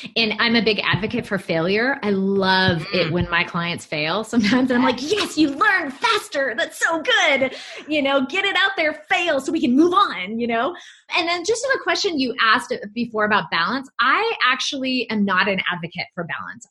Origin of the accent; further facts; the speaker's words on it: United States; also born or lived in Hawaii; I grew up in California and Hawaii